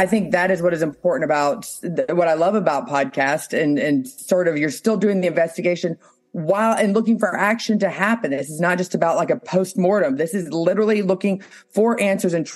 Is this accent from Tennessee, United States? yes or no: yes; Williamson County, Tennessee, United States; I grew up in Williamson County. I was raised in Williamson County